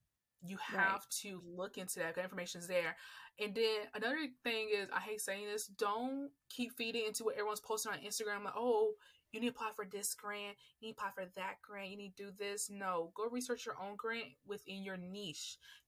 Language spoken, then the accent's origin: English; Atlanta, Georgia, United States; accent: neutral; Because when people hear me talk, they don't think I'm from Atlanta. Like, no, I have a very neutral voice because I had to learn how to have a neutral voice.